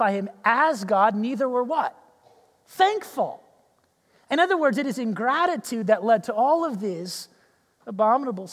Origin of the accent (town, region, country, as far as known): United States